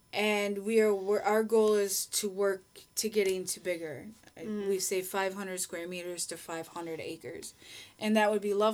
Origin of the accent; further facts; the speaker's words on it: Minnesota, United States; moved away as an adult; now in Egypt; I'm Minnesotan, and that's what you do in Minnesotan. Minnesota.